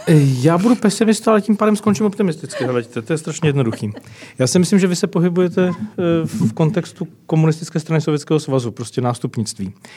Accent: Czechia; Jsme všichni Češi

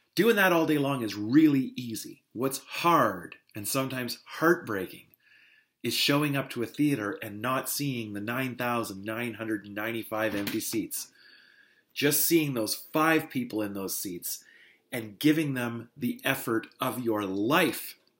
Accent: North Bay, Ontario, Canada; moved away; I've made the trip back to North Bay

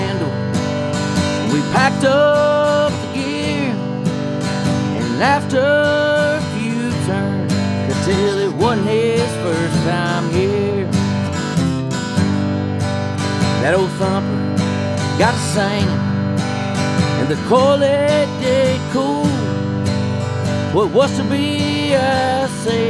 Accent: Sneedville, Tennessee, United States; I grew up in Sneedville back in the mountains there

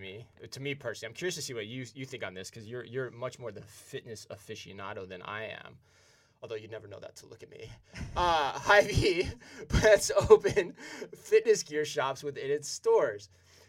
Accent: Iowa, United States; I'm from Iowa, by the way, originally.

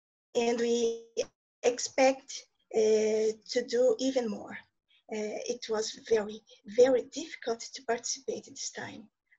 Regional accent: Brazil; English is a second language; I'm from Brazil, and I will try to speak in English.

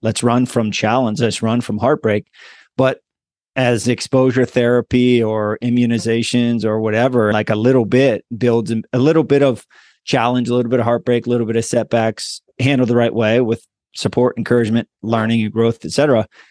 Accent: Hollidaysburg, Pennsylvania, United States; moved away as an adult; also born or lived in East Hanover, New Jersey; Hollidaysburg, P A.

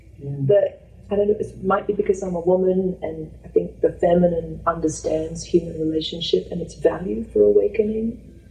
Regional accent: Australia; moved away; I've realized how much fear I had that came from the cult of being Australian.

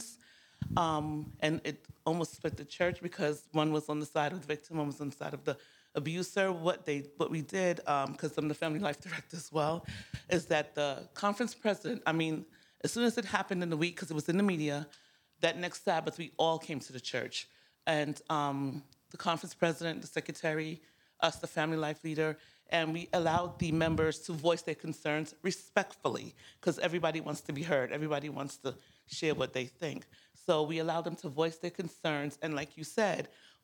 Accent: New York, United States; I'm from New York

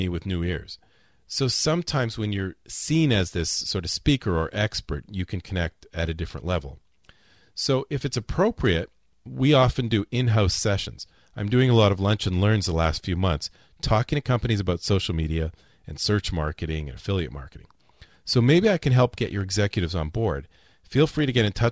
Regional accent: Winnipeg, Manitoba, Canada; moved away as an adult; also born or lived in Toronto; now in Florida, United States; I'm originally from Winnipeg, and I spent 10 years in Toronto before moving down to Florida

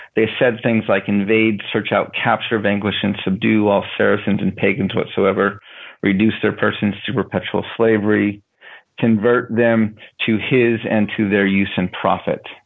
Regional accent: United States; also born or lived in Denver, Colorado / Navajo reservation; I grew up in a in a border town to the reservation, and I grew up um, near my Navajo grandparents

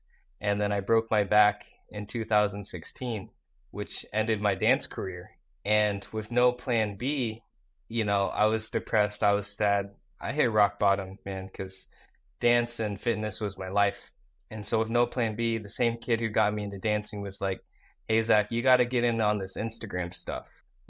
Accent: Iowa, United States; also born or lived in Busan, South Korea; I grew up in Busan, South Korea, and I was adopted, and I grew up in this place called Iowa, right? Middle of nowhere, from Iowa, you know, kid with a speech impediment, couldn't say the letter R

